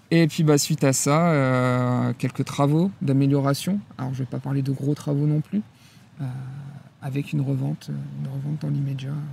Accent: northern France, France; also born or lived in Le Havre; je suis originaire du nord de la France. je suis un produit, un produit local du nord

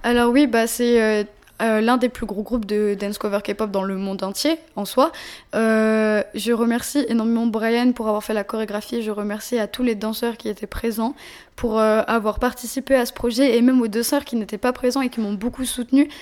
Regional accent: Paris, Île-de-France, France; also born or lived in Seine-et-Marne; J'ai grandi à Paris. Mm. beaucoup à Paris 13. Je suis née là-bas d'ailleurs. Et euh, j'ai grandi aussi en Seine-et-Marne

